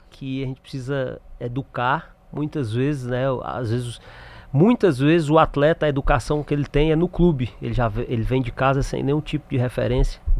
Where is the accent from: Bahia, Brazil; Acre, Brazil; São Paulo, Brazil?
Acre, Brazil; now in Fortaleza, Brazil; Eu sou acriano. Sim.